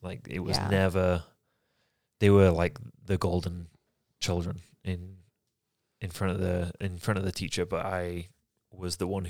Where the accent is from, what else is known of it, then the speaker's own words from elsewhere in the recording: Yorkshire and the Humber, United Kingdom; moved away as an adult; So, I was born and raised in England. In Yorkshire, England, the best part of England.